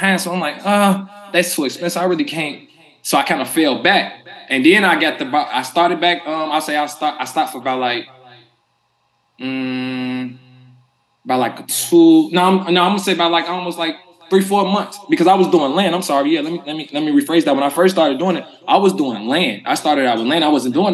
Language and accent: English; Chicago, Illinois, United States; born or raised there